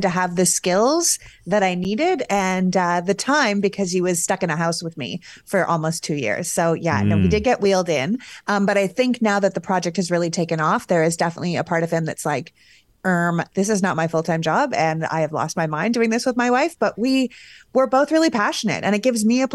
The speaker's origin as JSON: {"language": "English", "country": "Canada", "said": "As a Canadian"}